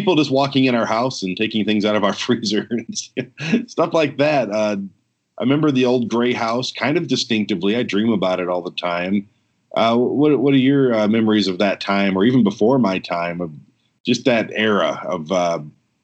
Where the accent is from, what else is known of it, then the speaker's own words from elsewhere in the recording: Detroit, Michigan, United States; also born or lived in Jackson, Michigan; now in Colorado Springs, United States; I'm from Detroit, but I wasn't actually hatched in Detroit